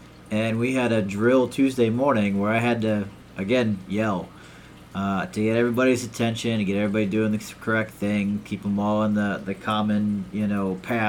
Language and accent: English; South Carolina, United States; I came from South Carolina.